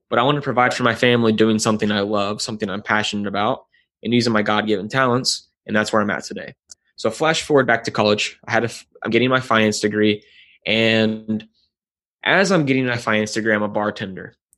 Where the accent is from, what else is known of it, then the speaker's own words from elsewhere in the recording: Nashville, Tennessee, United States; I was born and raised in Nashville, Tennessee